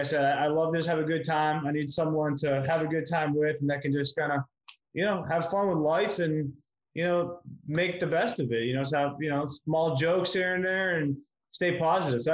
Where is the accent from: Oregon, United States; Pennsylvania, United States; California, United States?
Pennsylvania, United States; Pittsburgh; now in Miami, United States; I'm originally from Pittsburgh